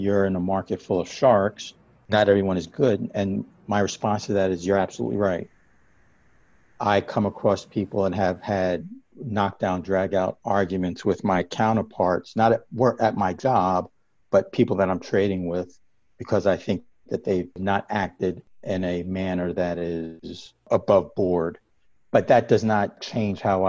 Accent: New York, United States; I grew up in New York

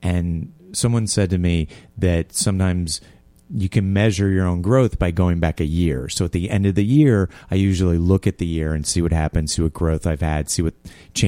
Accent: Tarrytown, New York, United States; Well, I grew up in Tarrytown, yeah.

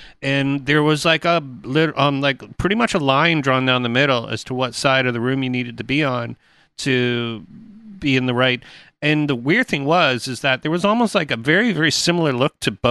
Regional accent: Toronto, Ontario, Canada; I was the dude from Toronto, the big city guy

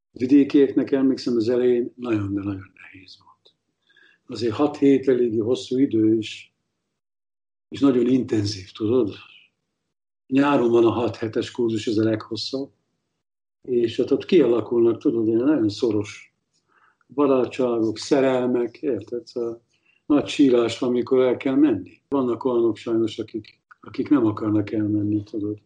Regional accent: Salgótarján, Nógrád, Hungary; moved away as an adult; now in Berlin, Germany; az én Salgóteremből jövök

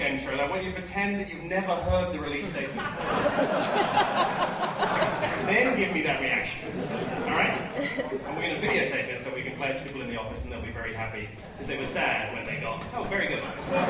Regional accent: England, United Kingdom; moved away; also born or lived in London; I lived in London for 10 years, and in case you haven't guessed, I am English.

